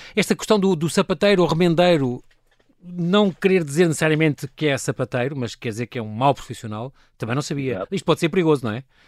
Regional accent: Lisbon, Portugal; accent: Lisbon; nós em Lisboa temos um sotaque tremendo, as pessoas do Alentejo gozam muito como eu falar também

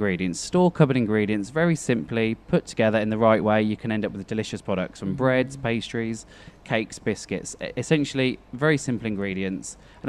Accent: Norfolk, East of England, United Kingdom; moved away; I grew up in a very little village in the Norfolk area in the UK

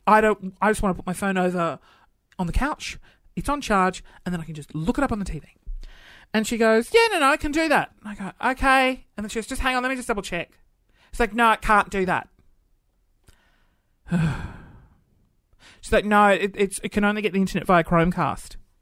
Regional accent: Adelaide, South Australia, Australia; growing up in Adelaide

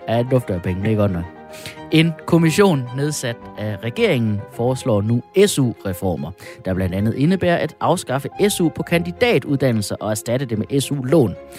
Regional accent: Denmark

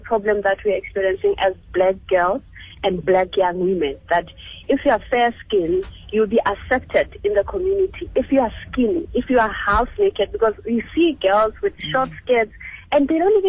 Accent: Orlando East, Gauteng, South Africa; I was at, I'm actually from Orlando East.

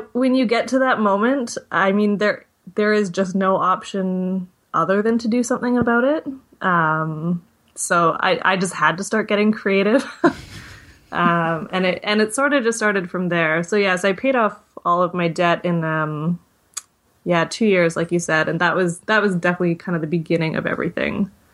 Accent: Victoria, British Columbia, Canada; also born or lived in Vancouver; moved back to my hometown, which is Victoria, B C

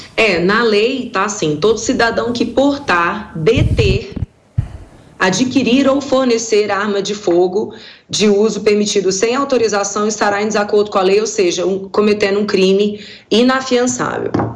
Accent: Brazil; como brasileiro

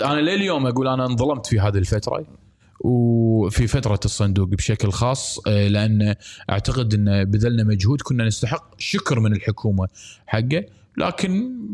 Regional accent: Kuwait; انا مواطن كويتي

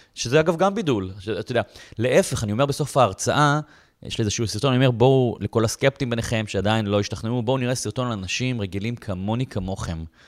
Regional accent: Bat Yam, Tel Aviv District, Israel; now in Tel Aviv, Israel; נולדתי בבת ים, אני לא מתל אביב, אני לא, היום אני בתל אביב

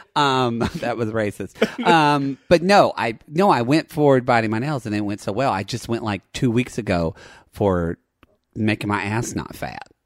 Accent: Dallas, Texas, United States; moved away; I grew up in Dallas

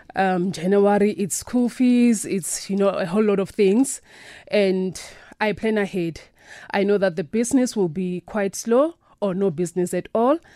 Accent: South Africa; I was born and raised in South Africa

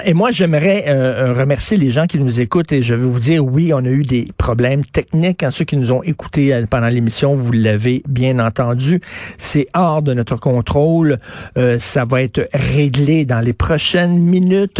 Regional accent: Quebec, Canada; en tant que Québécois francophone

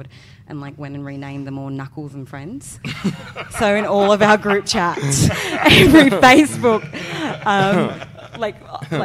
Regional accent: Mount Druitt, New South Wales, Australia; also born or lived in Blacktown; Born in Blacktown, bred in Mount Druitt.

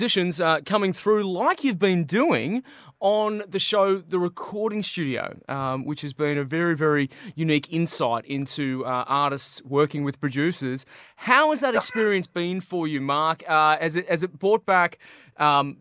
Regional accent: Canberra, Australian Capital Territory, Australia; Canberra, which is of course my hometown

